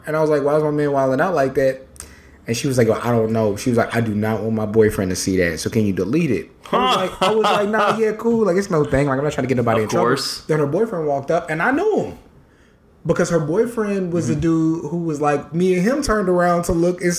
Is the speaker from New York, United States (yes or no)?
no; San Antonio, Texas, United States; of course, I grew up in San Antonio, so I'm a Spurs fan.